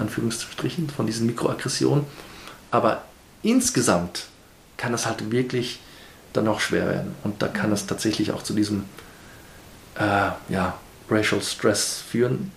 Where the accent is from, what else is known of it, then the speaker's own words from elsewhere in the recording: Nairobi, Kenya; moved away as an adult; also born or lived in Hamburg, Germany; now in Vienna, Austria; Ich bin in Kenia aufgewachsen